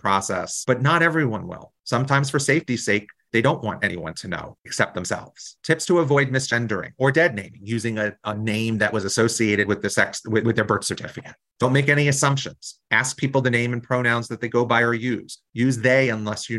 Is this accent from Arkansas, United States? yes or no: no; New Jersey, United States; I come from New Jersey, a really progressive state, and we still have some of the bills in our legislature